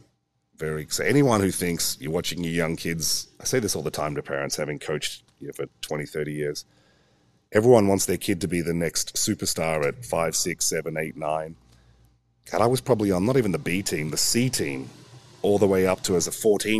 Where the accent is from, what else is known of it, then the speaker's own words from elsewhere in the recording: Australia; also born or lived in England; Well, I was a rugby player and my dad was in the Australian Navy and we got posted to England.